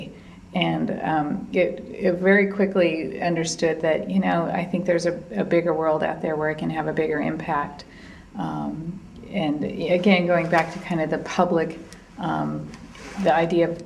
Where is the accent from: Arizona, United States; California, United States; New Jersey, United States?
California, United States; Berkeley; I'm from Berkeley